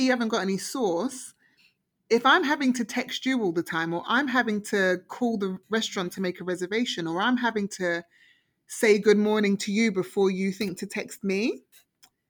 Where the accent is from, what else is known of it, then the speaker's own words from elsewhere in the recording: United Kingdom; also born or lived in Toronto; now in Canada; we always get slated as British